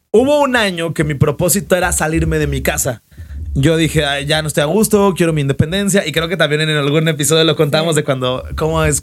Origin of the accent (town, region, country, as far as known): Mexico